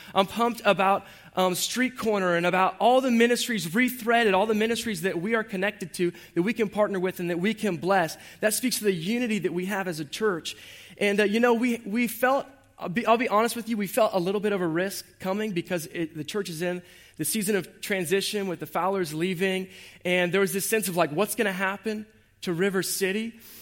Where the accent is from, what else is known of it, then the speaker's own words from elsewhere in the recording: Jacksonville, Florida, United States; I was born and raised right here in Jacksonville, Duval, on the west side.